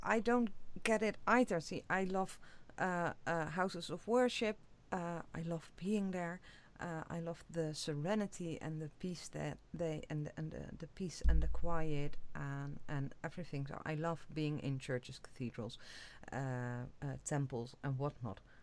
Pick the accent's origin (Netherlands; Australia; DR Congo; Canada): Netherlands; I'm from the Netherlands